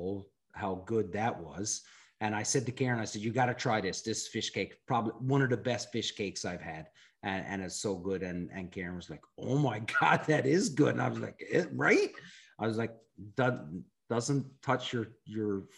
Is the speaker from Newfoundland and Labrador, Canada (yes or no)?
yes; Newfoundland and Labrador, Canada; I was from Newfoundland